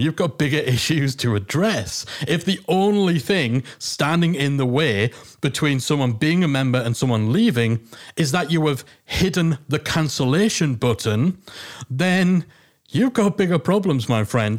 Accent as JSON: {"language": "English", "town": "Newcastle upon Tyne", "region": "North East England", "country": "United Kingdom", "accent": "Geordie", "said": "the Geordie accent"}